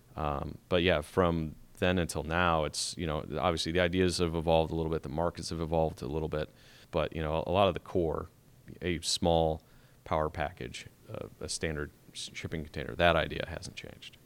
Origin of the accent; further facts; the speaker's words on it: Chicago, Illinois, United States; moved away; I'm originally from Chicago